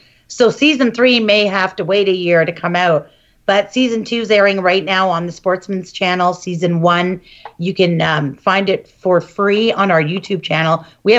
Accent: Canada; as a Canadian advocate.

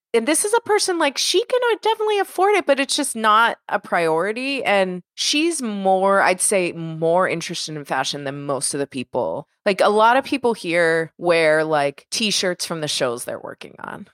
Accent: Pittsburgh, Pennsylvania, United States; now in Los Angeles, United States; I grew up in Pittsburgh

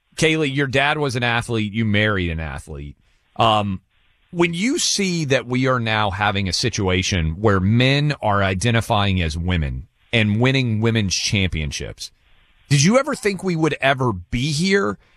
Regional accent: Tennessee, United States; my home state of Tennessee.

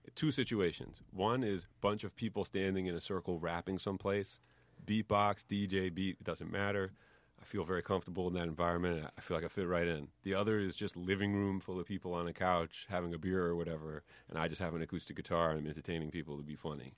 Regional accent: White Plains, New York, United States; accent: New York; I grew up in New York, but in, like, White Plains.

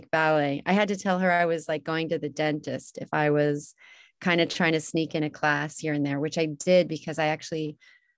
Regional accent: Salt Lake City, Utah, United States; I was born in Utah, in Salt Lake City, Utah

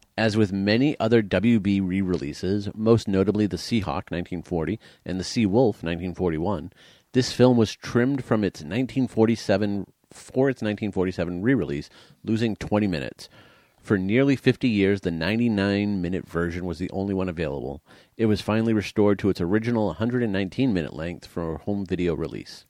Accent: United States; I am American

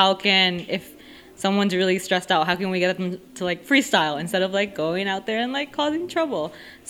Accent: Bronx, New York, United States; how to like deal with conflict with the cops and growing up in the South Bronx and like all those issues.

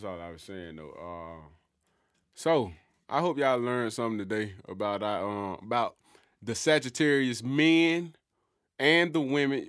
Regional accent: Birmingham, Alabama, United States; from Birmingham.

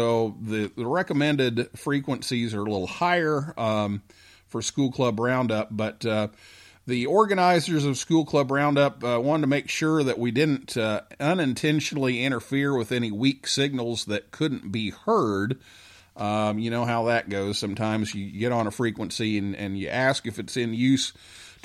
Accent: Vincennes, Indiana, United States; my hometown club in Vincennes, Indiana

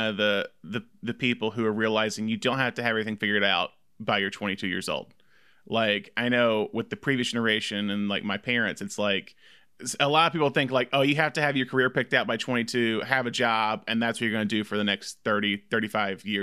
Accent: the South, United States; because we're both from the South.

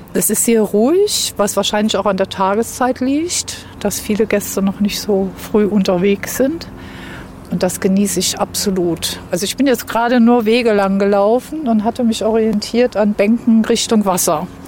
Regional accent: Saarland, Germany; now in Berlin, Germany; Als Saarländer mit Migrationshintergrund Saarland, Wohnort Berlin

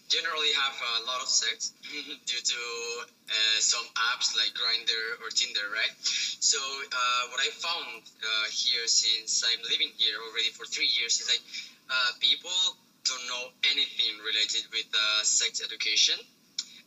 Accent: Spain; English is a second language; moved away as an adult; now in China; I'm from Spain

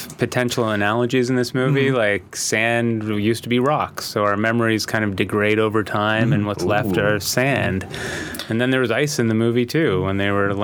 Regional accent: near Toronto, Ontario, Canada; now in Los Angeles, United States; when I was a child, you know, growing up in Canada

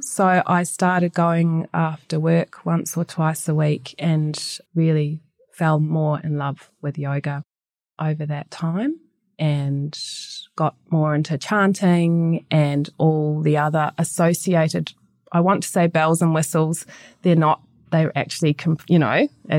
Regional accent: Christchurch, Canterbury, New Zealand; moved away as an adult; I'm from Christchurch, New Zealand, and I grew up in St. Albans and went to, you know, a bog standard primary school, bog standard intermediate school

